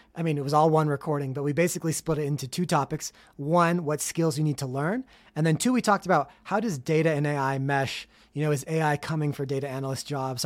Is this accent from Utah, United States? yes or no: yes; Salt Lake City, Utah, United States; my hometown of Salt Lake City, Utah